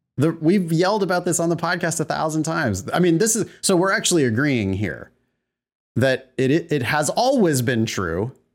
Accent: California, United States; growing up in California

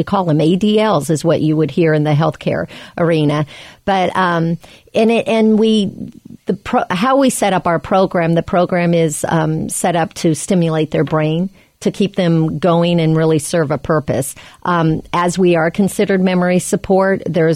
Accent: Des Moines, Iowa, United States; I was raised and born in Des Moines, Iowa.

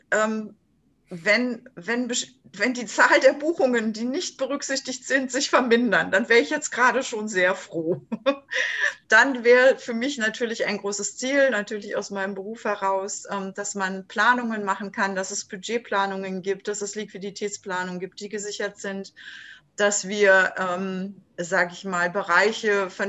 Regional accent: Berlin, Germany; born there; now in Stralsund, Germany; ich bin gebürtige Berlinerin, lebe jetzt in Stralsund an der wunderschönen Ostsee, bin 58 Jahre alt

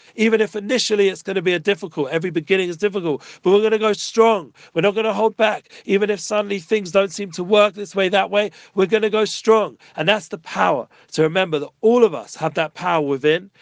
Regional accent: England, United Kingdom; now in Jerusalem, Israel; I'm from England, so we're somewhat used to the cold

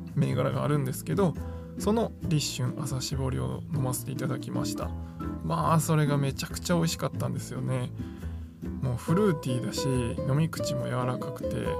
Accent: Osaka, Japan; 僕、大阪生まれなんで

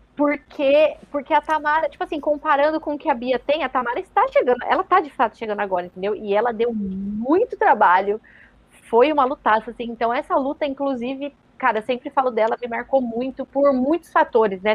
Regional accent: Brazil; somos brasileiros

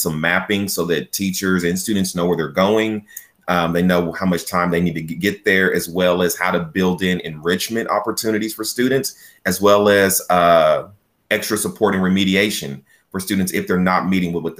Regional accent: Chickasha, Oklahoma, United States; I was born and raised in Chickasha. I attended Chickasha Public Schools from Head Start all the way through high school

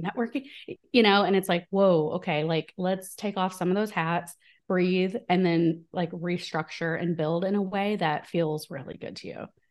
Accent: small town in Illinois, United States; moved away; I'm from the Midwest in, in the U S, so from a very small town in Illinois

